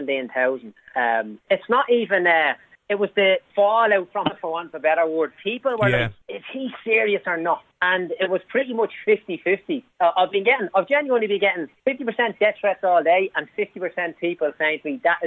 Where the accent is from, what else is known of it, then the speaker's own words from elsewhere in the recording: Dublin, Leinster, Ireland; I'm from Clondalkin, right? There's a good percentage of people on social welfare where I grew up